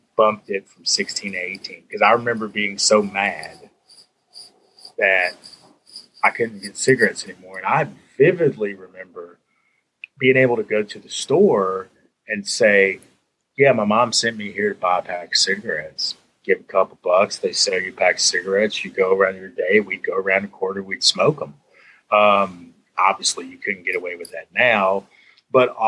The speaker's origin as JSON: {"language": "English", "town": "Danville", "region": "Virginia", "country": "United States", "tie": "born or raised there", "accent": "Virginia accent", "moved": "as an adult", "lives_now": "Louisville, United States", "said": "the city that I grew up in, mainly, I consider my hometown in Danville, Virginia"}